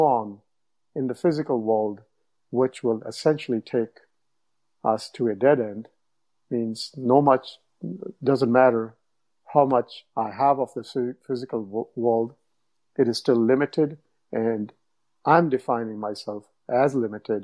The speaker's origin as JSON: {"language": "English", "country": "India", "tie": "born or raised there", "also_born_or_lived": "Toronto, Canada / Windsor, Canada", "second_language": "English", "moved": "as an adult", "lives_now": "United States", "said": "I grew up in India, but then I've been in North America for, I don't know, 25 years."}